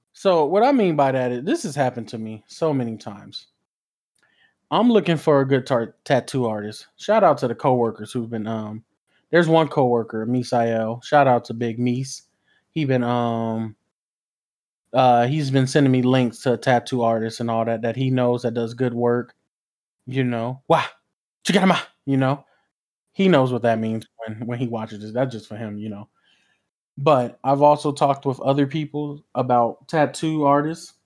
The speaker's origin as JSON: {"language": "English", "region": "West Coast", "country": "United States", "said": "I'm from the West Coast"}